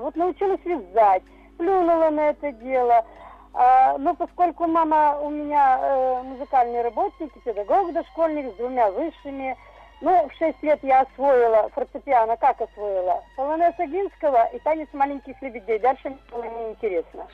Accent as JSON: {"language": "Russian", "area": "near Perm", "region": "Perm Krai", "country": "Russia", "tie": "born or raised there", "moved": "yes", "said": "мы не в самом Перми, не в самой Перми жили, мы жили в Леспромхозе"}